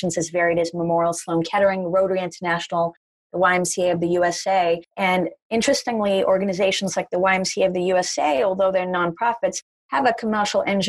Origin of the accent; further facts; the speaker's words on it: Durban, KwaZulu-Natal, South Africa; also born or lived in Potchefstroom, South Africa; now in New York, United States; I was born in a very small town in South Africa called Potchefstroom, which had one traffic light, and grew up in Durban, South Africa.